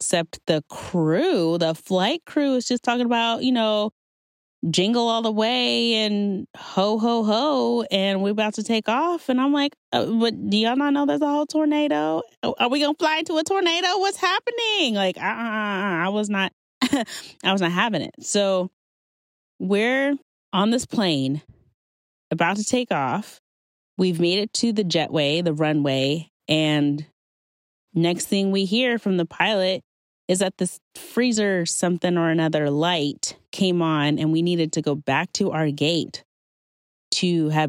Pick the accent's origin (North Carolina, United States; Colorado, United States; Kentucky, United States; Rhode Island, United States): Kentucky, United States; Owensboro; I grew up in Western Kentucky. I grew up in Owensboro, Kentucky